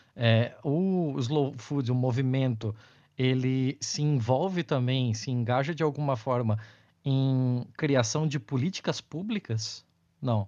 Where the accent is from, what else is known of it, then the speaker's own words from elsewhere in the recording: Santa Catarina, Brazil; eu sou do sul do Brasil, né? Eu sou de Santa Catarina.